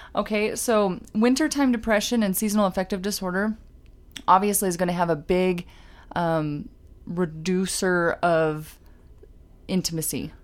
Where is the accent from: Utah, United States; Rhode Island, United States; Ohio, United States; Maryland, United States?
Utah, United States; we're from Utah